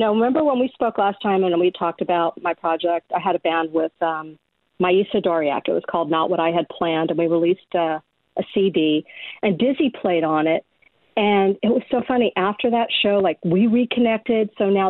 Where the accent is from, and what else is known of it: West Hollywood, California, United States; born or raised there; also born or lived in Brooklyn, New York